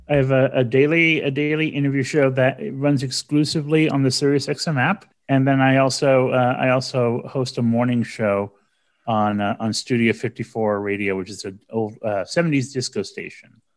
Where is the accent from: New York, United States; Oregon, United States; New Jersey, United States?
New York, United States; New York City; in the Bronx where I was born and raised in New York